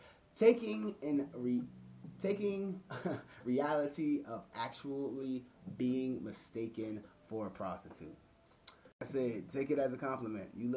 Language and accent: English; Washington, District of Columbia, United States; We're from Washington, D.C. DMV area